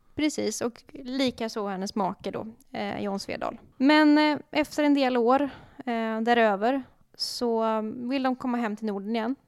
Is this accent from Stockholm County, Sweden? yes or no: no; Dalsland, Västra Götaland, Sweden; jag är ju dalslänning